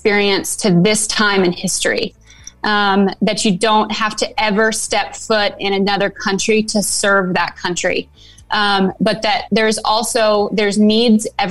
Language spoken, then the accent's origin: English; California, United States; now in Nashville, United States; I'm born and raised in California.